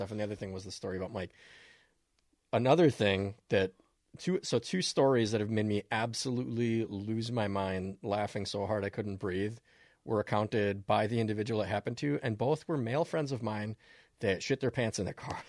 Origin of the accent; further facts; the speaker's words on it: Minnesota, United States; you learn as a Minnesotan